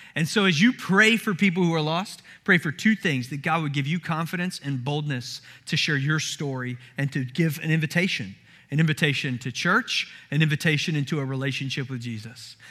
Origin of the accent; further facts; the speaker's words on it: Summerville, South Carolina, United States; moved away; I grew up in the Southeast and in the Bible Belt, in the deep Bible Belt of Somerville, South Carolina